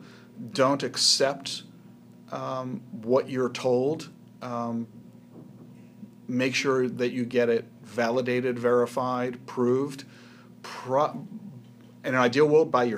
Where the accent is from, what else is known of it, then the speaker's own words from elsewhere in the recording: outside Philadelphia, New Jersey, United States; moved away; Grew up in South Jersey, outside Philadelphia